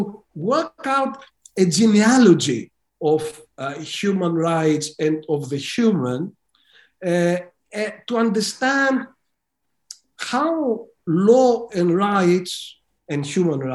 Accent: Greece; moved away as an adult; I was a student of law during the brutal dictatorship in my home country of Greece

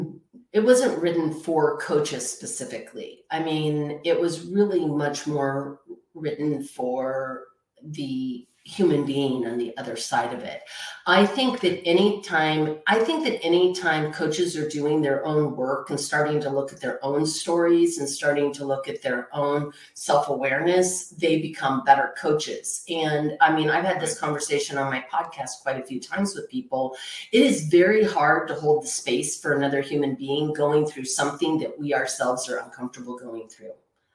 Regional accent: Texas, United States; I grew up in Texas. So like maybe cowboys don't cry, right?

